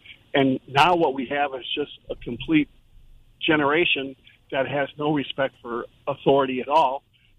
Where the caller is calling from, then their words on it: Jacksonville, Florida, United States; I'm calling right here from Jacksonville.